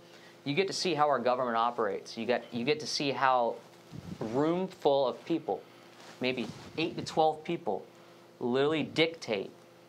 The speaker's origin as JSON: {"language": "English", "town": "Lakeland", "region": "Florida", "country": "United States", "also_born_or_lived": "India", "said": "I'm from Lakeland, Florida, 863 area"}